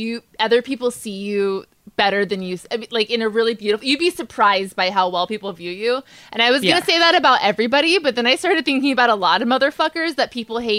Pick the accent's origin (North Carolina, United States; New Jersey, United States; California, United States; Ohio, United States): California, United States; Southern; I grew up in Southern California